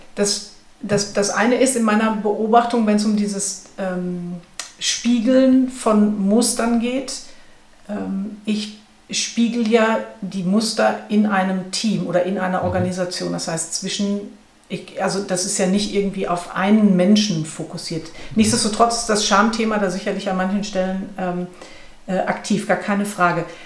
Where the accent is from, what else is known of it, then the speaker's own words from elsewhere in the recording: Ruhr area, North Rhine-Westphalia, Germany; ich komme aus dem Ruhrgebiet